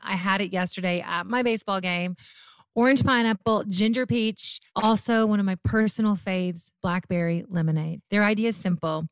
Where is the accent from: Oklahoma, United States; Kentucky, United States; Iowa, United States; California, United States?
Kentucky, United States; Murray; moved away; also born or lived in Memphis, Tennessee / Mayfield, Kentucky; Born in Memphis, raised in Mayfield, Murray, Kentucky.